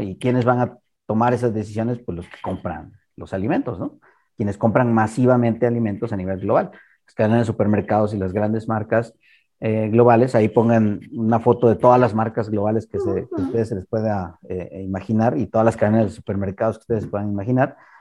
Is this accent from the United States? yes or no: no; Mexico; unos cuantos mexicanos tuvimos